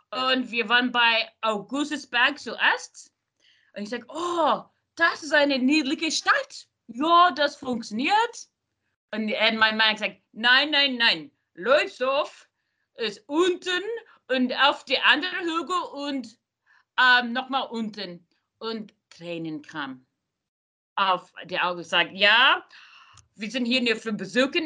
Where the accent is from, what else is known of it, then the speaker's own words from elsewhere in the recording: California, United States; German is a second language; Ich bin in Silicon Valley geboren und groß, äh, ich war ähm, dort groß gewachsen.